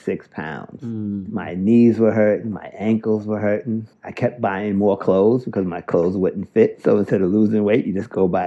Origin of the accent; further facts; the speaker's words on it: Wiesbaden, Hesse, Germany; born there; I was born in Wiesbaden. My dad was a Tuskegee Airman.